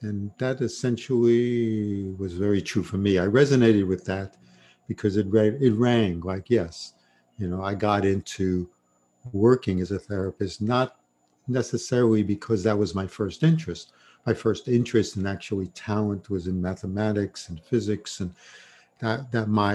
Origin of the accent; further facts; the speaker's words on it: New York City, New York, United States; I grew up in Brooklyn and New York